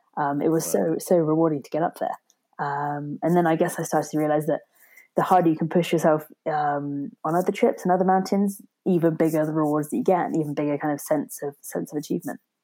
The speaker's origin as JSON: {"language": "English", "town": "Torbay", "region": "South West England", "country": "United Kingdom", "tie": "born or raised there", "said": "I grew up in South Devon, um, a place called Torbay"}